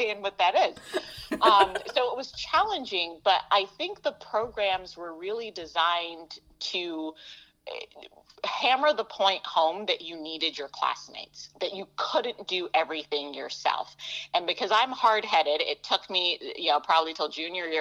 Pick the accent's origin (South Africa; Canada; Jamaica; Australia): Jamaica; now in United States; so my family, we're a family of immigrants, so I was born in Jamaica